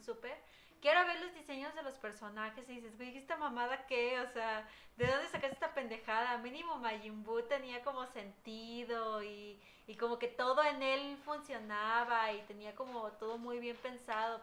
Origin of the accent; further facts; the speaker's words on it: Mexico; como los mexicanos somos